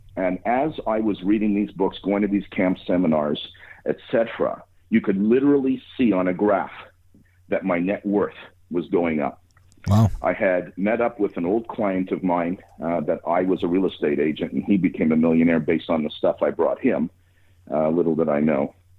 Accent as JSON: {"language": "English", "town": "Montreal", "region": "Quebec", "country": "Canada", "said": "I'm from Montreal and live here"}